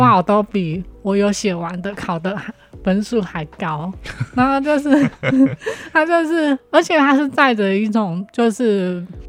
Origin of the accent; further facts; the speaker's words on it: Hualien, Hualien County, Taiwan; 我呢，就是土生土长的花莲人